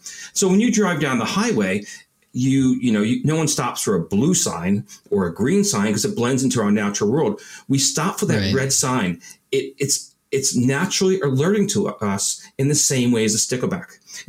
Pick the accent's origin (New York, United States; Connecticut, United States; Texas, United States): New York, United States; Babylon; moved away; I'm from originally Long, yes, Babylon area.